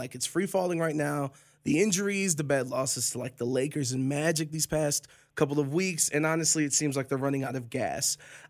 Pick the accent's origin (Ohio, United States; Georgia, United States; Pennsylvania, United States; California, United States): Ohio, United States; Cleveland; now in Las Vegas, United States; I'm born and raised in Cleveland